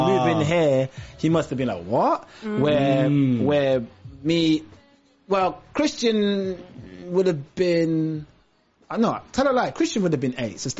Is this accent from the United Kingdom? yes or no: yes; England, United Kingdom; also born or lived in Trinidad; I moved from Trinidad to England at the age of 5.